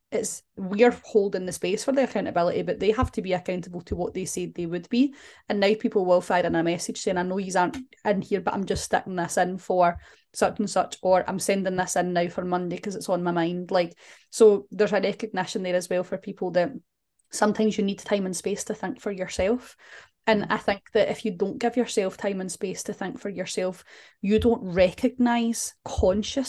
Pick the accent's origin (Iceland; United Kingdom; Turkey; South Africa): United Kingdom; Glasgow, Scotland; we're from Glasgow